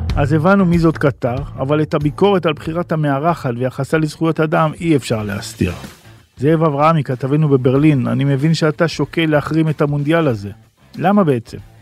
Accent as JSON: {"language": "Hebrew", "country": "Israel", "said": "אנחנו כישראלים"}